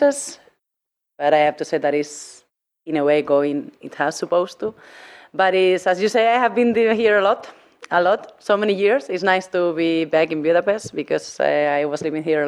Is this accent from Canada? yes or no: no; Spain; English is a second language; moved away as an adult; also born or lived in Hungary; now in Norway; I come from Spain, of course. I was living 9 years in Hungary, so I'm half Hungarian as well